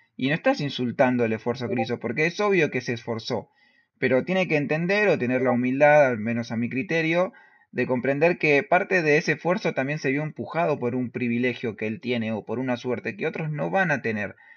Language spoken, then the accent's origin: Spanish; La Matanza, Buenos Aires Province, Argentina; yo me crié en La Matanza